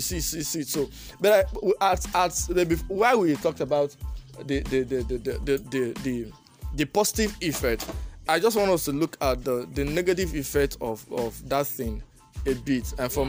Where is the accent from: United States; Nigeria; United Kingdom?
Nigeria; as a Nigerian student